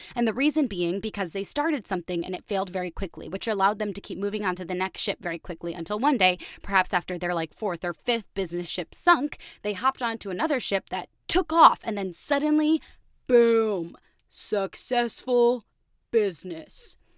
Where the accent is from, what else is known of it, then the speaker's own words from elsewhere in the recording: Connecticut, United States; also born or lived in Chicago; now in New York, United States; I grew up in Connecticut.